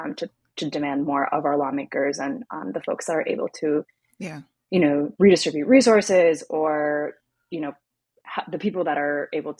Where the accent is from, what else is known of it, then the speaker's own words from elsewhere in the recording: Pittsburgh, Pennsylvania, United States; when I came back to my hometown of Pittsburgh here in the States